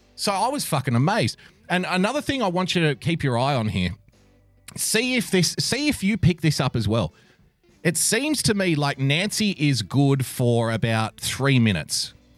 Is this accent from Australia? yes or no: yes; Australia; I am an Australian